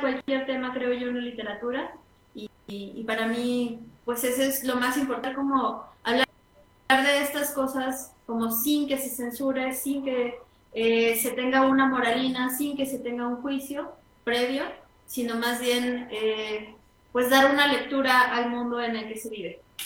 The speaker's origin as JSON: {"language": "Spanish", "region": "San Luis Potosí", "country": "Mexico", "also_born_or_lived": "Mexico City", "said": "nací en el DF, en el Distrito Federal, la ciudad más ah, Sí. Eh, y he ido y venido este, continuamente porque mi papá es de allá. Y, eh, pero San Luis es, digamos, mi casa"}